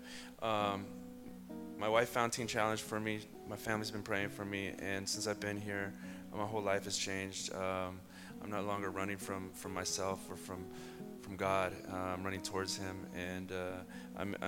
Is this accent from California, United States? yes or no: yes; Los Angeles, California, United States; I'm from Los Angeles.